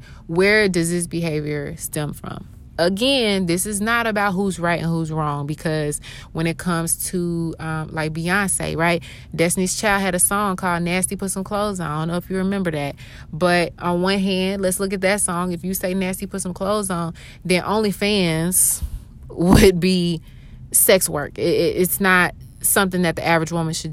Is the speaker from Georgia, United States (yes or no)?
yes; Atlanta, Georgia, United States; also born or lived in Augusta, Georgia; I was born in Augusta, Georgia, moved to Atlanta, Georgia that same year. And so I'm born and raised in Atlanta, basically.